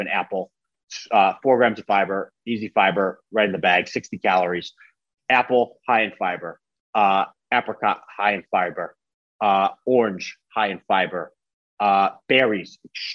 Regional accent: small town outside of Buffalo, New York, United States; I'm from Buffalo, New York. I'm from like a small town outside of Buffalo, New York.

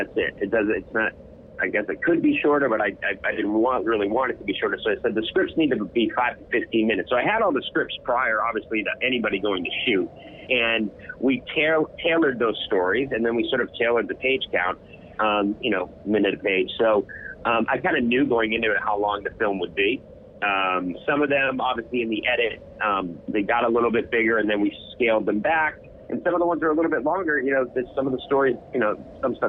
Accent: New York, United States; I'm a New Yorker

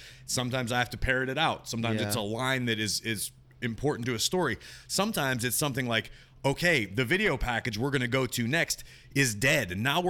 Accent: Monroeville, Pennsylvania, United States; I grew up in Monroeville.

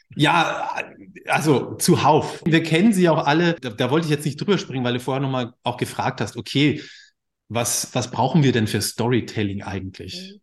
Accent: Bavaria, Germany; moved away as an adult; now in Hamburg, Germany; ich komme aus Bayern, ja, volles Klischee, Akkordeon, mit dem Akkordeonorchester unterwegs

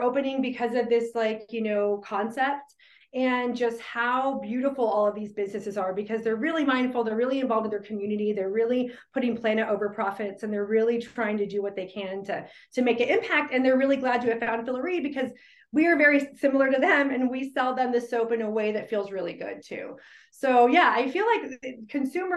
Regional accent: Phoenix, Arizona, United States; now in Durham, United States; I'm originally from Phoenix, Arizona

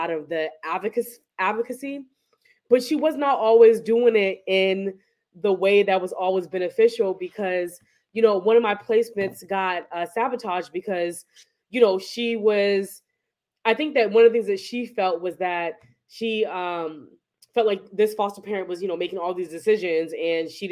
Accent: Boston, Massachusetts, United States; also born or lived in New Jersey; I grew up in Boston

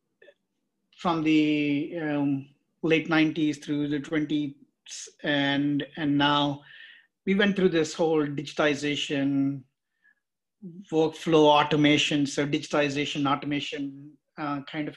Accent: India; moved away; also born or lived in San Jose; I'm basically from India

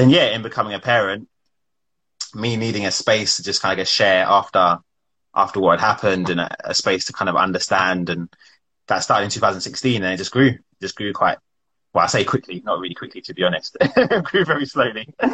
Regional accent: London, United Kingdom; also born or lived in Wembley / Acton / Roehampton; I was born in Wembley. We lived there for my early part of my life. And then we moved to an area called Sudbury, which is in between Ealing and Greenford. So I lived there, went to school in Acton

